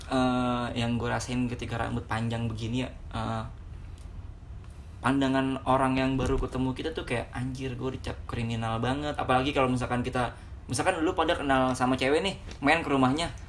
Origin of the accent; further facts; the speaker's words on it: West Java, Indonesia; kalau nyokap gue kebetulan kan gue dari Jawa bagian West nih